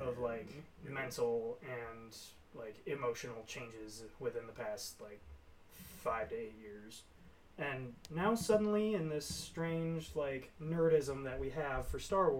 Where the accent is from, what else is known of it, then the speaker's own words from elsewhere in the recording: United States; it's spelled to us Americans